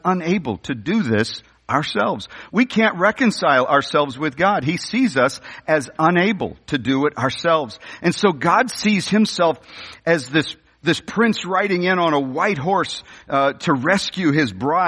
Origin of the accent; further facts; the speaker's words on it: St. Louis, Missouri, United States; I was raised in the North County of the St. Louis area.